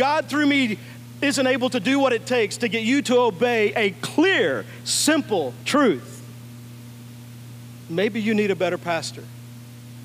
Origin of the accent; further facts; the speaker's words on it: Texas, United States; I grew up in Texas